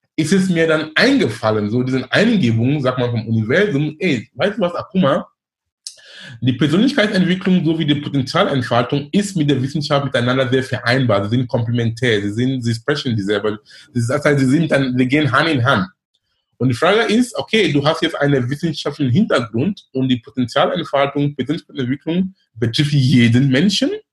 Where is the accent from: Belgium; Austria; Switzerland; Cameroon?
Cameroon; German is a second language; moved away as an adult; also born or lived in Darmstadt, Germany / Munich, Germany / Ruhr area, Germany; now in Germany; Ich bin gebürtiger Kameruner. Ich lebe in Deutschland über neunzehn Jahren. Ich bin damals gekommen wegen Studium.